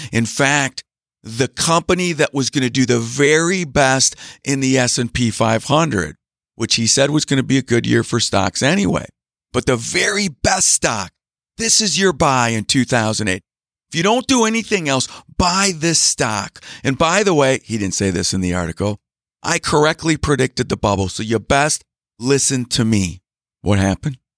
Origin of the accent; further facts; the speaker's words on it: Green Bay, Wisconsin, United States; also born or lived in Milwaukee, Wisconsin; I grew up in Green Bay, Wisconsin